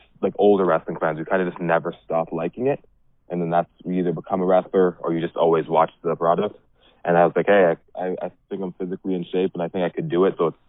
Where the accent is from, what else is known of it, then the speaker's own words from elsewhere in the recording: Ottawa, Ontario, Canada; moved away as an adult; now in Windsor, Canada; I'm from Ottawa.